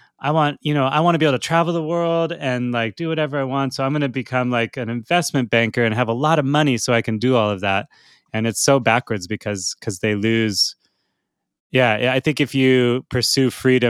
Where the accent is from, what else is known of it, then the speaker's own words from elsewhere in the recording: Santa Barbara, California, United States; I'm actually from Santa Barbara